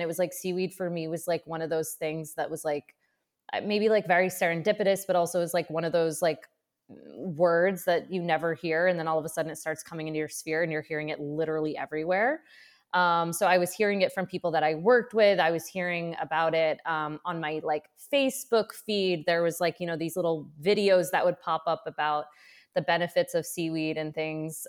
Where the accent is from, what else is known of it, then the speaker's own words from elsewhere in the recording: central Maine, United States; also born or lived in Colorado; I grew up in Maine, so I, I grew up in like central Maine